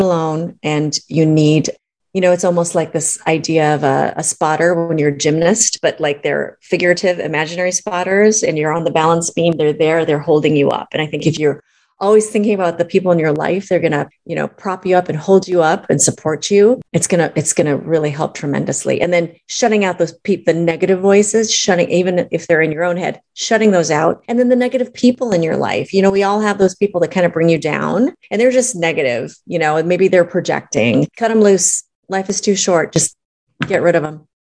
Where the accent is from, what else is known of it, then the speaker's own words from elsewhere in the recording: Minneapolis, Minnesota, United States; moved away as an adult; also born or lived in Boston, United States / Los Angeles, United States; I grew up in Minneapolis, Minnesota my parents immigrated from China